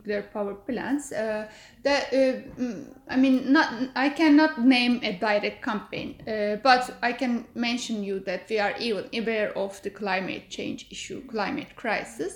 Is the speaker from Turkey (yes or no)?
yes; Istanbul, Turkey; I am from Istanbul.